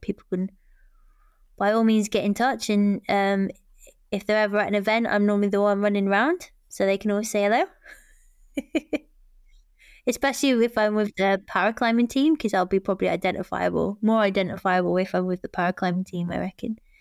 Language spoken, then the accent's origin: English; United Kingdom; we're British